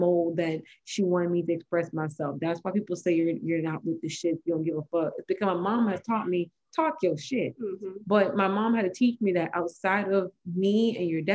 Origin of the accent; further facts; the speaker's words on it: Jamaica; I am Jamaican